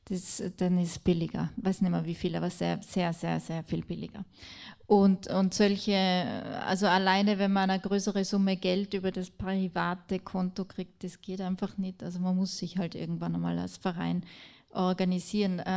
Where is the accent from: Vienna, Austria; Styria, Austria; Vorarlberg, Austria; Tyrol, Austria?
Tyrol, Austria; Ich komme aus Tirol und dort, ähm, ähm, also nicht überall, aber dort, wo die wenigsten Flüchtlinge sind, äh, schimpft man am meisten drüber